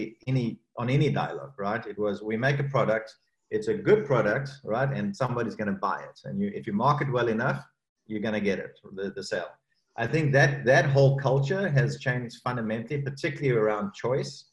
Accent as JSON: {"language": "English", "country": "South Africa", "also_born_or_lived": "Cape Town", "moved": "yes", "said": "my home country, South Africa, and that's Cape Town, where I spent a lot of my early career life"}